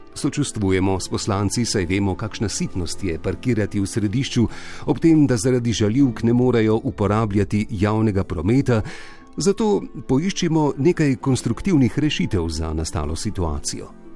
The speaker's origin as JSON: {"language": "Slovenian", "country": "Slovenia", "said": "smo Slovenci izumili demokracijo prej, kot smo izumili parkirišča"}